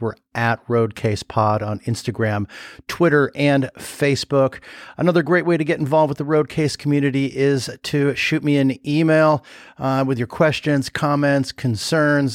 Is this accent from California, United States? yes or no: yes; Southern California, United States; now in Chicago, United States; I grew up in Southern California, so I'm, like, at heart, I'm a warm weather person